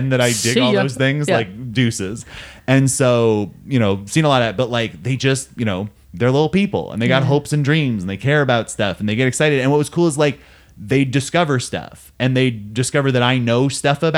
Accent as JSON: {"language": "English", "town": "Simi Valley", "region": "California", "country": "United States", "tie": "born or raised there", "said": "my hometown"}